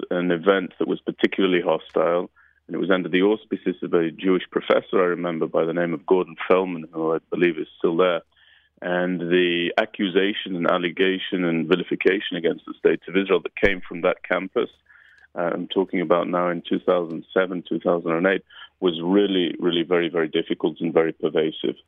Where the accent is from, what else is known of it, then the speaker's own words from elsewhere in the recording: United Kingdom; moved away; my upbringing in the UK